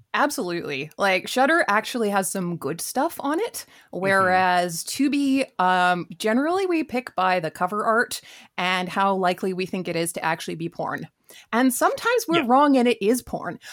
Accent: Vancouver, British Columbia, Canada; I grew up in Vancouver

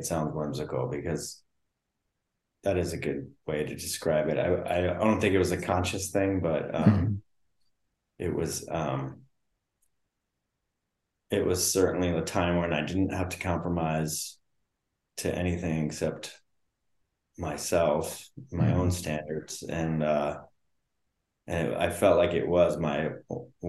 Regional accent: East Coast, United States; moved away; also born or lived in Colorado / Los Angeles; I grew up on the East Coast

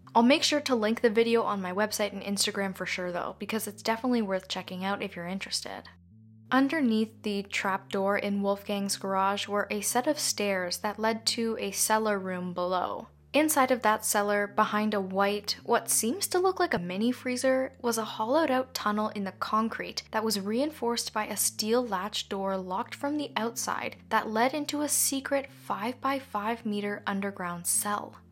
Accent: Canada; I'm Canadian

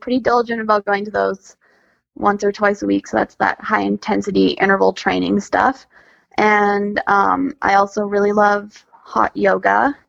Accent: Alberta, Canada; growing up in Alberta

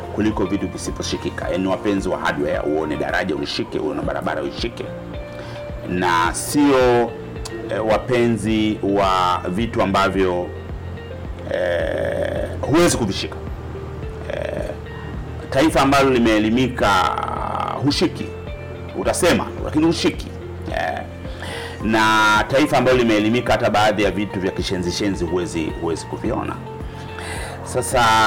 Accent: Tanzania; taifa letu

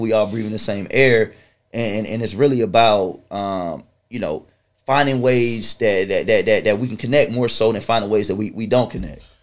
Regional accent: Chesapeake, Virginia, United States; also born or lived in Washington D.C.; I was born in Washington D.C. Okay. and uh, uh, uh, raised in, in, Chesapeake, Virginia

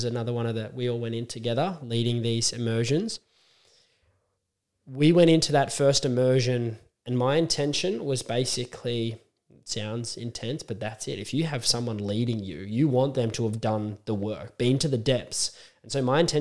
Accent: Australia; me as an Aussie

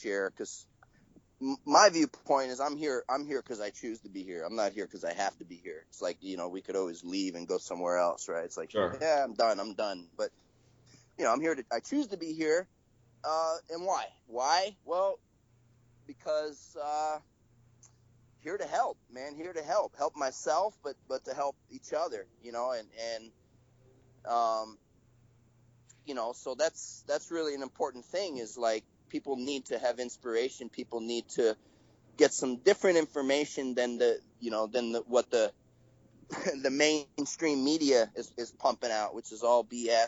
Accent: United States; I'm American

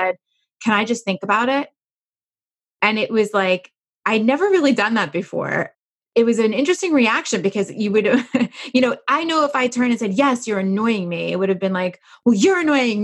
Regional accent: New York, United States; I'm a New Yorker

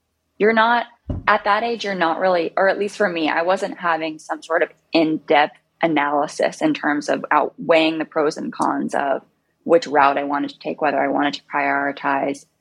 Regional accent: Bergen County, New Jersey, United States; also born or lived in New York City; I grew up in New Jersey, Bergen County.

